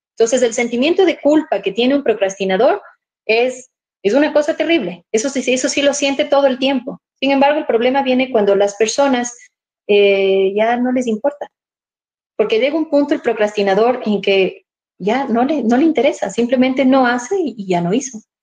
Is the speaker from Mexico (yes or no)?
no; Ibarra, Imbabura, Ecuador; estoy en mi tierra querida